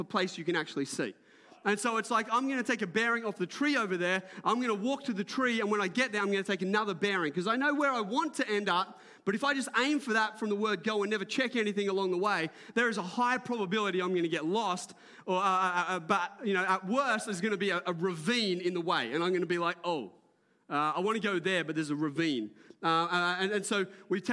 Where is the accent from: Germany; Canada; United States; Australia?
Australia; Port Macquarie, New South Wales; I grew up in Port Macquarie before it was built up